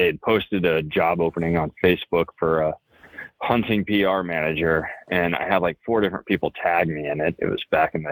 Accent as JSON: {"language": "English", "town": "San Angelo", "region": "Texas", "country": "United States", "tie": "born or raised there", "also_born_or_lived": "Alabama / Colorado", "moved": "as an adult", "said": "I am from Texas originally. I grew up in San Angelo, Texas"}